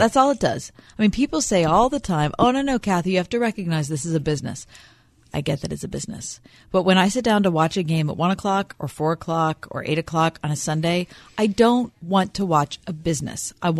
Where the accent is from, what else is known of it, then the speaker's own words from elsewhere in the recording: Ross Township, Pennsylvania, United States; I grew up in Ross Township.